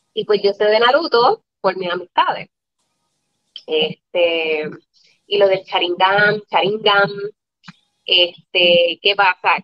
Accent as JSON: {"language": "Spanish", "town": "Moca", "country": "Puerto Rico", "moved": "yes", "lives_now": "San Juan metro area, Puerto Rico", "said": "yo soy del pueblo de Moca"}